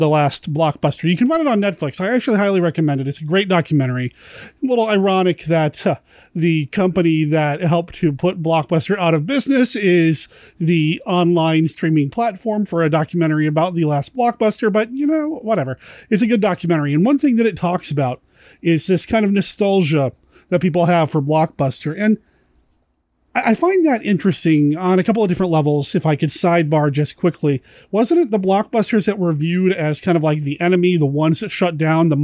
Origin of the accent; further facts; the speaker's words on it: Cheyenne, Wyoming, United States; I grew up in Cheyenne, Wyoming when video stores were a thing